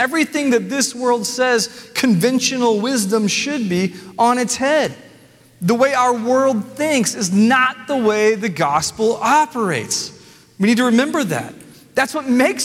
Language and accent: English; Nashville, Tennessee, United States; I'm from Nashville